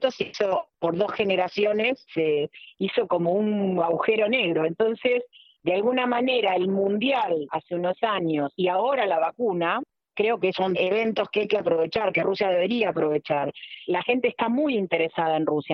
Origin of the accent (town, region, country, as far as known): Argentina